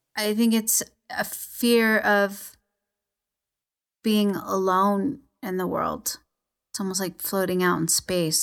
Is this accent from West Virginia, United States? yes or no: no; Los Angeles, California, United States; I was born in East L A, um, to a you know, kinda dysfunctional Mexican family